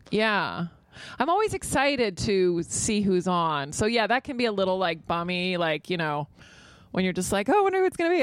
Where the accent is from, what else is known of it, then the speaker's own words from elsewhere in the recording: Virginia, United States; now in New York, United States; I grew up in Virginia, so you have to have a car.